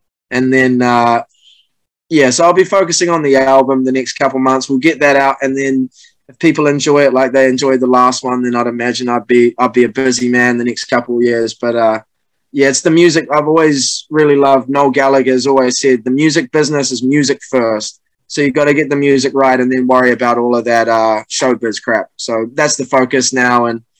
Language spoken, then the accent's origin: English; New Zealand; Yeah, and you know, as a Kiwi, you follow the All Blacks too.